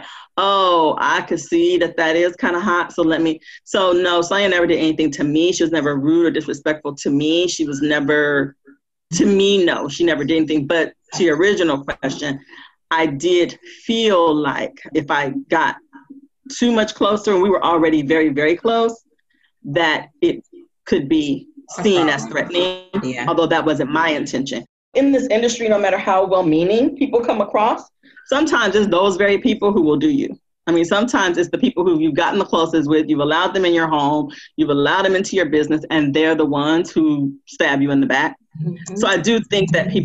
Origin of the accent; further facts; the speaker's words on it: Compton, California, United States; I grew up in Compton, and those two cities are really close. In LA, it's about 15 minutes apart.